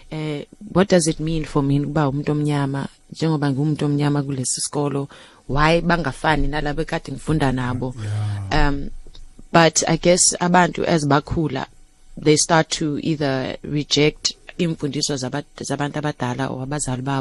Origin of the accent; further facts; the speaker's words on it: Soweto, Gauteng, South Africa; ngakhula around the corner from u, u Azania